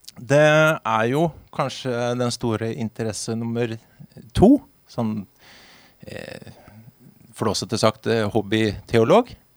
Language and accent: Norwegian; Halden, Østfold, Norway; moved away as an adult; now in Vinje, Norway; Egentlig fra, egentlig fra Halden